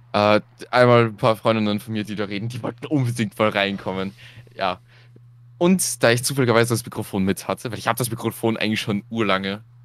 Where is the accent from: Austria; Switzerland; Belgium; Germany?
Austria; Bei uns in Österreich